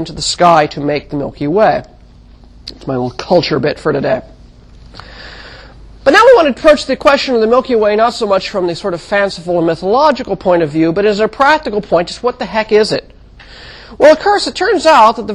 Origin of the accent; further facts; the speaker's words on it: Mojave Desert, California, United States; When I was a child, I grew up in the Mojave Desert of California